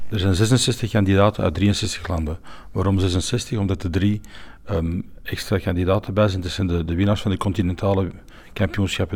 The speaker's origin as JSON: {"language": "Dutch", "country": "Belgium", "said": "wij zijn Belgen"}